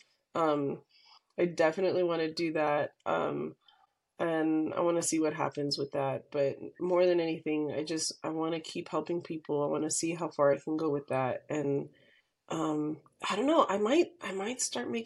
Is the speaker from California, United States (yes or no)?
yes; California, United States; I grew up in California, and the ocean was like a really big part of my life